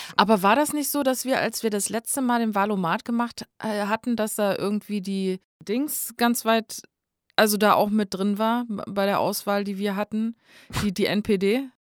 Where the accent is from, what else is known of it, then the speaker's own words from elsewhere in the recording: North Hesse, Germany; Bei uns in Nordhessen ähm, da gibt es manche Leute, die sehr extrem so nordhessisches Platt reden